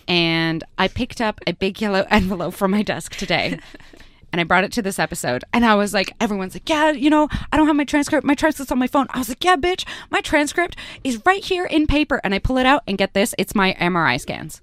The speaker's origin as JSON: {"language": "English", "country": "Canada", "tie": "born or raised there", "second_language": "English", "moved": "as an adult", "lives_now": "Australia", "said": "I had just immigrated into Canada, I was learning English and French at the same time"}